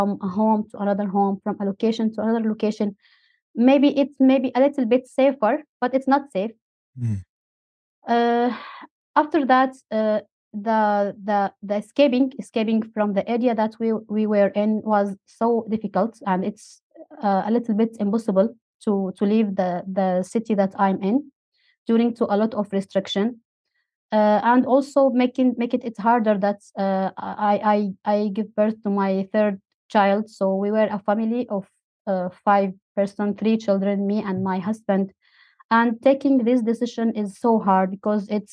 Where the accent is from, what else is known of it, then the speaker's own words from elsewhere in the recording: Syria; moved away as an adult; now in Turkey; I'm from Syria, but I live in Turkey